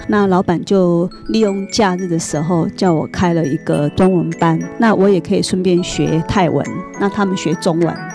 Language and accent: Chinese; Taiwan; moved away as an adult; also born or lived in Bangkok, Thailand; 一般我们台湾人想象的